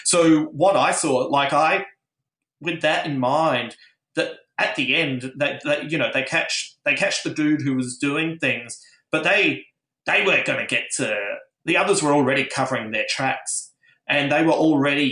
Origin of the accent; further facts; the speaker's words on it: Adelaide, South Australia, Australia; moved away; originally I come from Adelaide